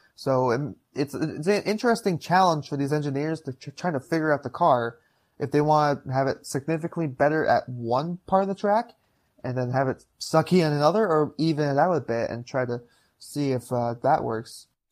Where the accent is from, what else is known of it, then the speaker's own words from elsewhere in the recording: Upper Peninsula of Michigan, United States; now in Green Bay, United States; born and raised in the Upper Peninsula of Michigan